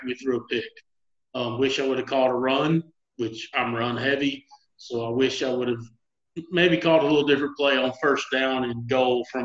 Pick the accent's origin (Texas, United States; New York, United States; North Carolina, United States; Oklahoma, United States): Texas, United States; Gatesville; I grew up in Gatesville, Texas